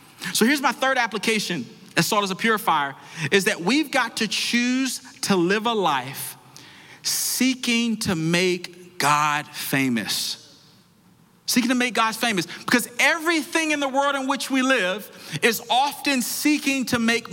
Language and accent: English; Washington, District of Columbia, United States; I grew up in Washington, D.C.